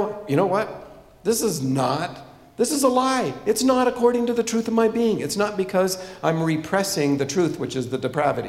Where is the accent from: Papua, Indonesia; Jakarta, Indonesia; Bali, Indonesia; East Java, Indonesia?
Papua, Indonesia; So, when I was a child, I grew up in Irianjaya, a couple of valleys away from Tom City Makasibanyo, by the way.